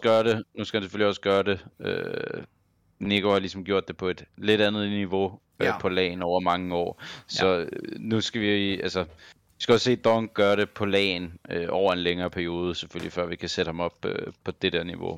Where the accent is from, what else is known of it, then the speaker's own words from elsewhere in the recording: Copenhagen, Capital Region of Denmark, Denmark; jeg er fra København